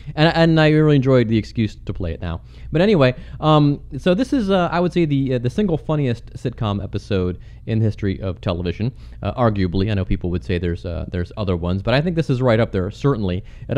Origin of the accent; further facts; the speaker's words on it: Cleveland, Ohio, United States; moved away as an adult; now in Cincinnati, United States; I grew up in Cleveland.